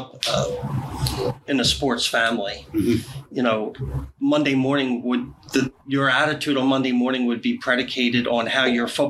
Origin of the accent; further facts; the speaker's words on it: Philadelphia, Pennsylvania, United States; now in South Jersey, United States; Grew up in Philadelphia. Currently live in South Jersey, about 10-15 minutes outside of Philadelphia.